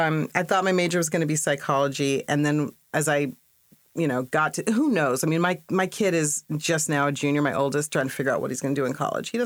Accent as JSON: {"language": "English", "region": "Washington", "country": "United States", "tie": "born or raised there", "also_born_or_lived": "New York", "said": "I was born in New York, and then we moved around a lot. Almost every 3 years, but we landed when I was 10 in Washington State. So I pretty much grew up from fifth grade through my undergrad years in Washington State."}